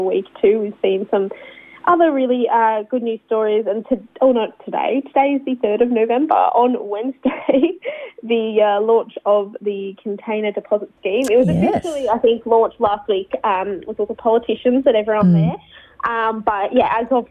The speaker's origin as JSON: {"language": "English", "region": "New South Wales", "country": "Australia", "also_born_or_lived": "Australian Capital Territory", "moved": "yes", "lives_now": "Shepparton, Australia", "said": "I'm originally from New South Wales and then I lived in the ACT"}